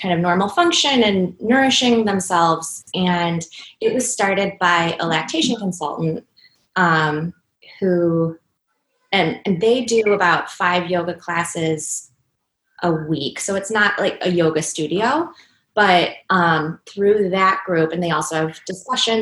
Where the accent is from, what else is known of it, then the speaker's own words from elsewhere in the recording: Cleveland, Ohio, United States; moved away as an adult; also born or lived in Chicago; this is my hometown